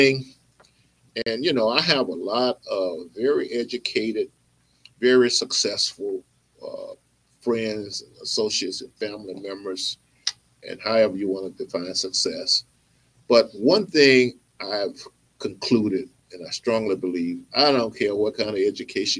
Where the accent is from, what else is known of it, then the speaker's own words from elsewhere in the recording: Mississippi, United States; I'm from Mississippi too.